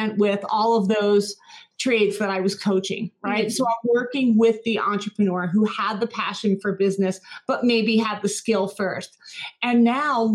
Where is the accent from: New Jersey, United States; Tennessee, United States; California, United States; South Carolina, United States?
New Jersey, United States; I grew up in New Jersey in a large family, which was half Polish